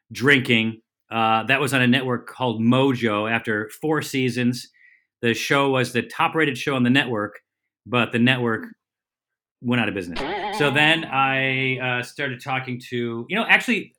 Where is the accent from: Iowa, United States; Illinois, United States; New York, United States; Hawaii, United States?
New York, United States; Syracuse; I'm actually from Syracuse, New York.